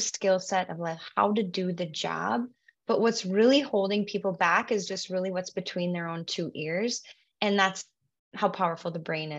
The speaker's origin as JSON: {"language": "English", "town": "Williston", "region": "North Dakota", "country": "United States", "tie": "born or raised there", "also_born_or_lived": "Bismarck, North Dakota / Fargo, North Dakota / Scottsdale, Arizona", "said": "I am a North Dakota native. I grew up in Williston, North Dakota, up until high school"}